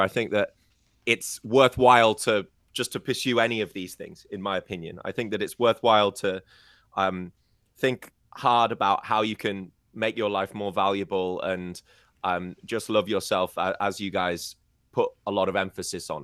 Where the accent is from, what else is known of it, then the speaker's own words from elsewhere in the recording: United Kingdom; I'm British